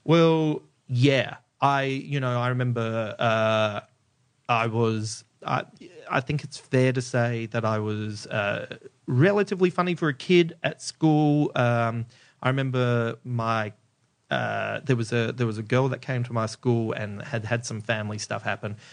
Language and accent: English; Adelaide, South Australia, Australia; I grew up in Adelaide